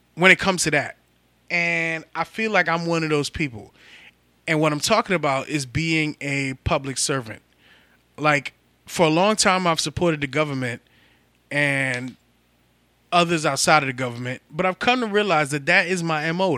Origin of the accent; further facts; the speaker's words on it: New York City, New York, United States; I'm from the Bronx